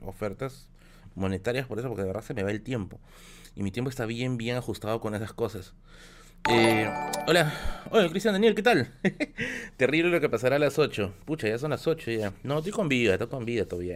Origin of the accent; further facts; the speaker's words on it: Tacna, Peru; also born or lived in Villa El Salvador, Lima; now in Lima, Peru; somos de Tacna